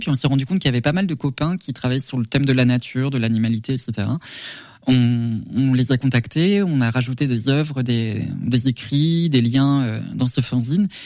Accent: Sologne, Centre-Val de Loire, France; j'ai grandi en Sologne, j'ai eu beaucoup de taxidermie en décoration à la maison quand j'étais petit

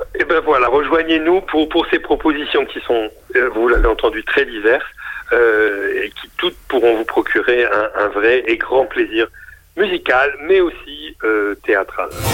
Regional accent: Lille, Hauts-de-France, France; moved away; j'ai passé mon enfance à Lille

